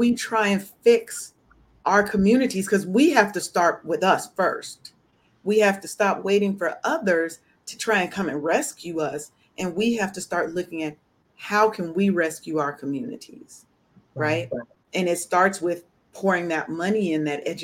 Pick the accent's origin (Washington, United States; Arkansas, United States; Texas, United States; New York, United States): Washington, United States; Seattle; I'm from Seattle. I didn't learn a lot of stuff about Black history until I went to college